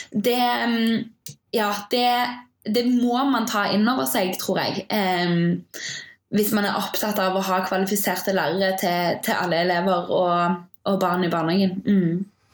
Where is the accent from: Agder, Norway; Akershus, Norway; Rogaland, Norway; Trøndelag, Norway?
Rogaland, Norway; Stavanger; moved away as an adult; also born or lived in Bergen; now in Oslo, Norway; jeg kommer fra Stavanger.